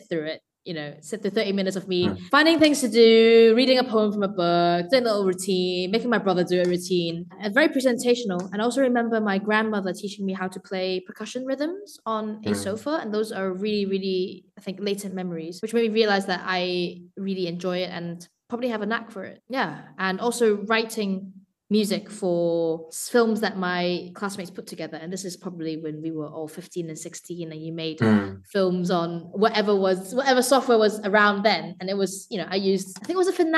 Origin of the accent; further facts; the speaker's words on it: Hong Kong; moved away as an adult; now in United Kingdom; I grew up in Hong Kong and I've been based in the UK for the past 9 years